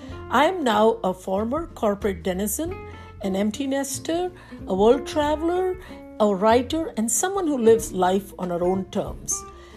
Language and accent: English; New Delhi, Delhi, India; moved away as an adult; now in Washington, D.C., United States; in the Washington, D.C. area in the U.S. I'm formerly from New Delhi, India, where I was born, raised, and educated. I came to the U.S. in January 87, and this has been my home ever since.